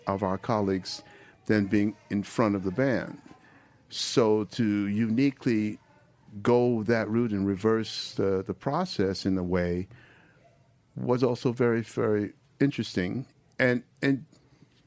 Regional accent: New York, United States; I'm from New York. I mean, I wasn't born there

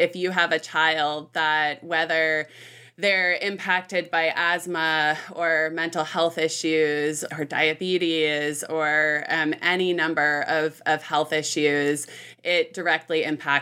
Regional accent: Bay Area, Northern California, United States; I grew up in Northern California, north of San Francisco, so in the Bay Area

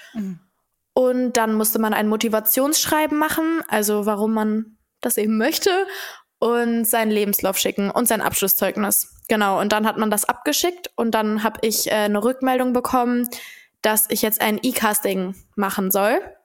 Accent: Dortmund, North Rhine-Westphalia, Germany; moved away as an adult; now in Cologne, Germany; ich komme ja selber aus Dortmund

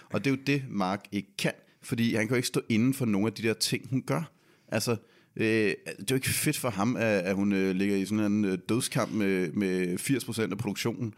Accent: Denmark; vi er fra Danmark

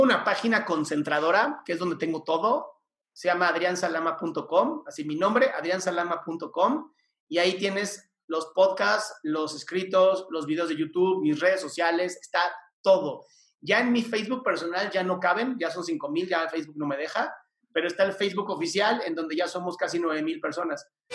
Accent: Mexico City, Mexico; Yo nací en esta ciudad hermosa, la Ciudad de México. Soy chilango de toda mi vida

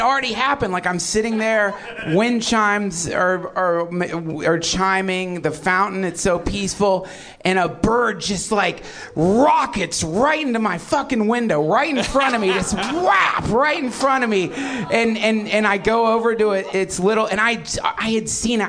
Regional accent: the South, United States; When I was a kid, I grew up in the South

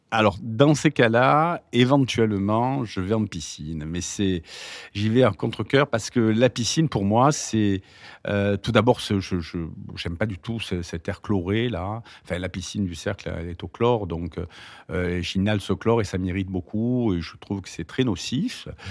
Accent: Marseille, Provence-Alpes-Côte d'Azur, France; je suis né à Marseille

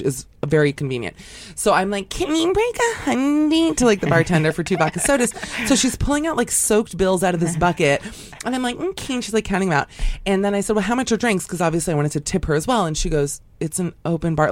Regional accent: Miami, Florida, United States; I grew up in Miami

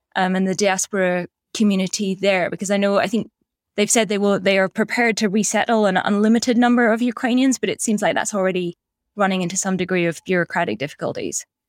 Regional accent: Black Isle, Scottish Highlands, Scotland, United Kingdom; I'm from the Black Isle

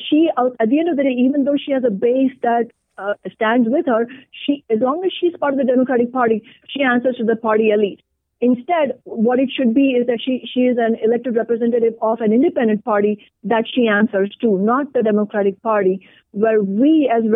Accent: India; now in Seattle, United States; an Indian immigrant woman of color

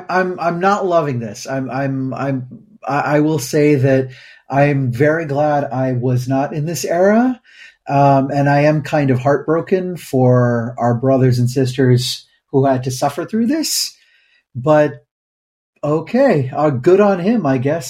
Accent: Midwest, United States; Because you were raised in the West Coast and I was raised in the Midwest.

